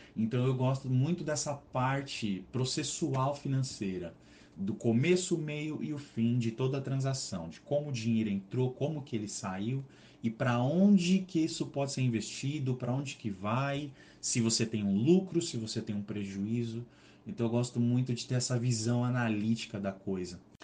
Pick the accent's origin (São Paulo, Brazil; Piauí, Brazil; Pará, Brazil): São Paulo, Brazil; sou natural aqui do estado de São Paulo